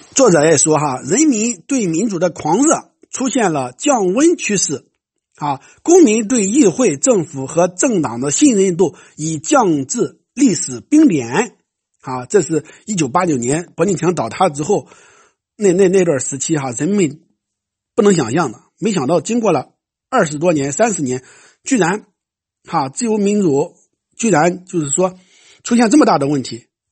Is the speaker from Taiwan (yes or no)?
no; China; 像我们中国人